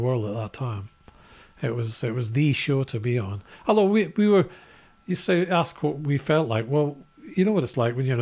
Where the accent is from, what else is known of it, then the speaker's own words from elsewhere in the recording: Scotland, United Kingdom; we're Scottish.